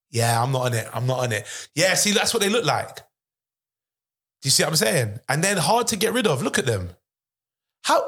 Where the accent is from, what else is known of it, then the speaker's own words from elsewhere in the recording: London, United Kingdom; I'm from Northwest London originally